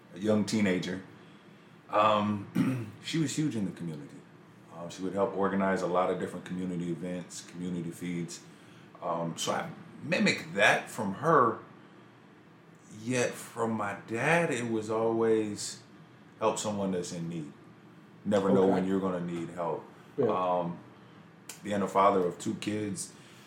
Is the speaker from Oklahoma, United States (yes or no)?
yes; Tulsa, Oklahoma, United States; now in Lawrence, United States; I grew up, born and raised in Tulsa